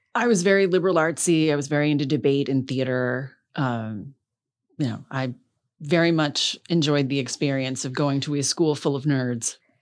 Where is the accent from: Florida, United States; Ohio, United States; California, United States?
Florida, United States; Palm Beach Gardens; also born or lived in Coral Gables; I was born in Coral Gables, but grew up in Palm Beach Gardens